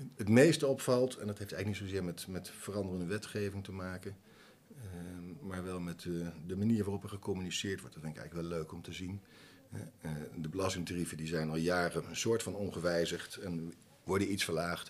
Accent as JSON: {"language": "Dutch", "town": "Nijmegen", "region": "Gelderland", "country": "Netherlands", "tie": "born or raised there", "said": "Ik ben niet geboren in Nijmegen, maar eh, wel getogen"}